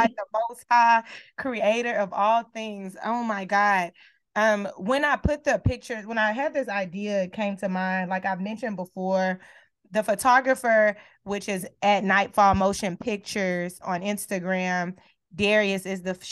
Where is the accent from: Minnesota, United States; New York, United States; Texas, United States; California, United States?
Texas, United States; Beaumont; moved away; I'm from Texas, right? Where we do gold grill swangers and screw music and all the things, right? Slab lines. That's who I am. That's what I grew up watching and seeing, sitting in my front yard with my grandparents